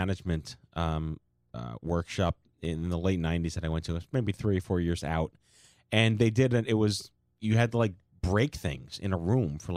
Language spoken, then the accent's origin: English; New York City, New York, United States; growing up on Staten Island